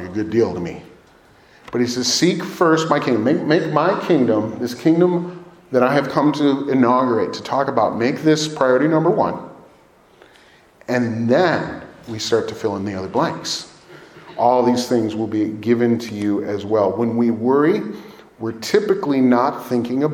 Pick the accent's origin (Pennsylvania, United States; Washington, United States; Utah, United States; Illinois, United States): Illinois, United States; Chicago area; now in Naperville, United States; we're from the Chicago area.